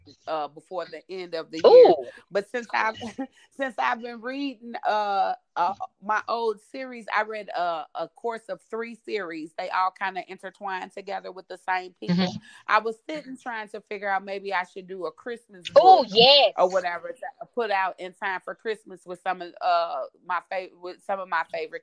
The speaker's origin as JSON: {"language": "English", "town": "St. Louis", "region": "Missouri", "country": "United States", "said": "I live in the Midwest, I'm from St. Louis, Missouri"}